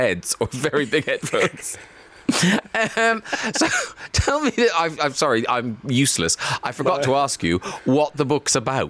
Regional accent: Ireland; I'm from Ireland

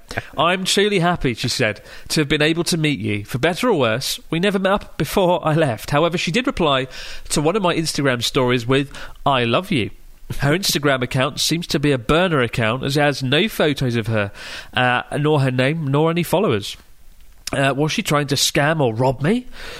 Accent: Melbourne, Victoria, Australia; I'm from Melbourne, and I like annoying words.

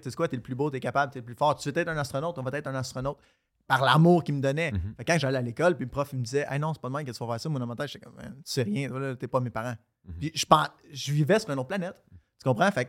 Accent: Quebec, Canada; also born or lived in Florida, United States; je suis né en Floride. À 5 ans, on est revenu au Québec. À 12 ans, on est retourné en Floride. Puis après ça, je suis revenu ici, j'avais 16 ans.

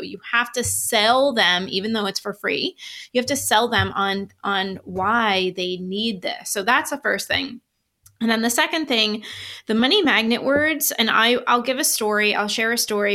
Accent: New York, United States; I'm from New York. I'm Italian

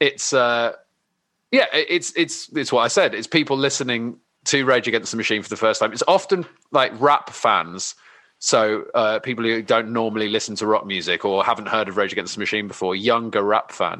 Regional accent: London, United Kingdom; I grew up in London

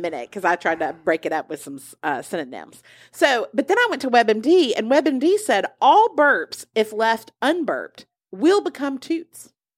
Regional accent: United States

